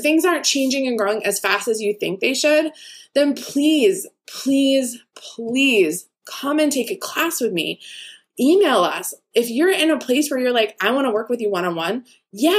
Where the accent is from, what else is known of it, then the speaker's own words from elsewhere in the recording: East Coast, United States; me growing up on the East Coast